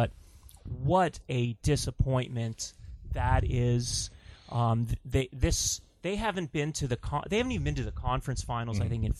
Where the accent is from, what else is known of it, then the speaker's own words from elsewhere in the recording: Toronto, Ontario, Canada; I'm from Toronto.